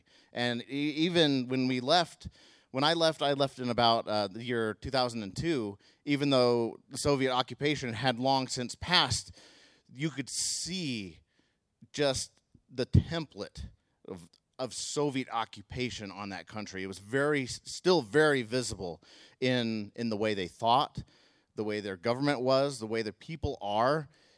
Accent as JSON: {"language": "English", "country": "Mongolia", "tie": "born or raised there", "said": "And while living there, that was not the most pleasant years of my life growing up in Mongolia."}